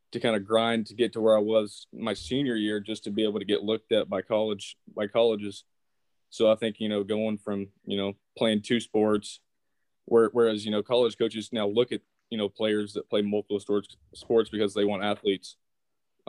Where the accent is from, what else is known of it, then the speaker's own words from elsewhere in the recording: Mount Juliet, Tennessee, United States; moved away as an adult; I'm from Mount Juliet, Tennessee, which is about 20 minutes outside of Nashville